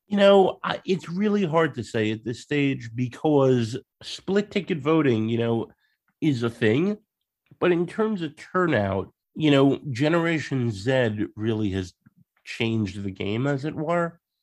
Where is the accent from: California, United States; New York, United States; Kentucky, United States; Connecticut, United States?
New York, United States; Long Island; also born or lived in Queens, New York; now in Leeds, United Kingdom; in New York, I um I was born in Queens, but I grew up on uh, Long Island